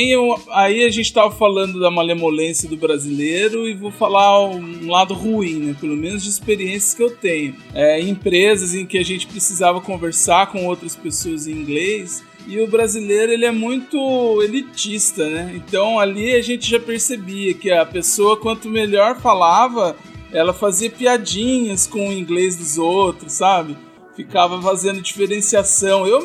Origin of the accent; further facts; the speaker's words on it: Brazil; Com, com o inglês do chinês, eu já sendo brasileiro